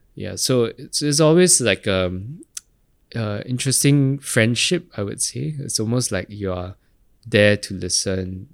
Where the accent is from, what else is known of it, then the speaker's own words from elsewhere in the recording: Singapore; growing up in Geylang